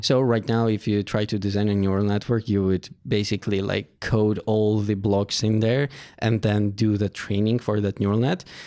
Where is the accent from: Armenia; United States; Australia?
Armenia; Yerevan; I was born in Armenia, Yerevan. So, I went to school in Aipo High School